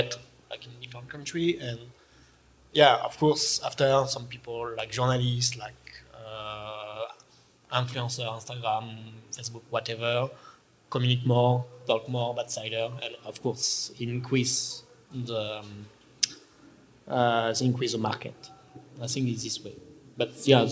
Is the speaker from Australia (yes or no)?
no; Normandy, France; English is a second language; I produce cider. I am from Normandy